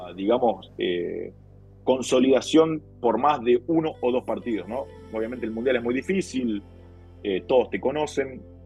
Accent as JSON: {"language": "Spanish", "country": "Argentina", "said": "nosotros como argentinos"}